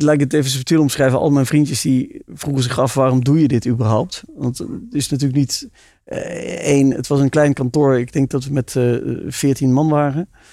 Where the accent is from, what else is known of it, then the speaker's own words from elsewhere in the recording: South Limburg, Netherlands; ik ben geboren en getogen in Zuid-Limburg